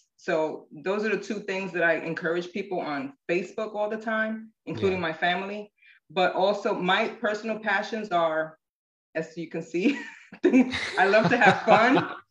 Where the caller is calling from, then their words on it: Stuart, Florida, United States; Seward, Florida, which is 45 minutes north of West Palm Beach.